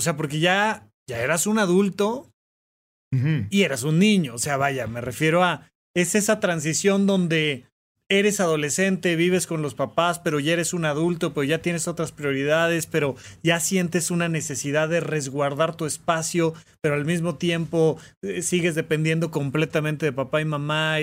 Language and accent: Spanish; Almoloya de Juárez, State of Mexico, Mexico; now in Mexico City, Mexico; yo vivía en Almoloya de Juárez